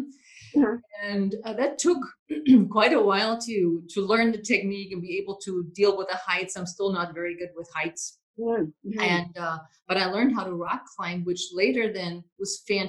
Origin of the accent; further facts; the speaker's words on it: Germany; English is a second language; moved away as an adult; now in United States; I am an immigrant from Germany. And I mean, when I came here to the US 30 years ago